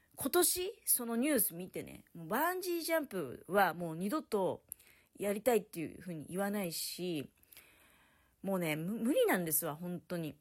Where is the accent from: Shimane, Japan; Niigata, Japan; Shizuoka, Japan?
Niigata, Japan; Tokamachi; now in Niigata, Japan; 私の実家とかだと、十日町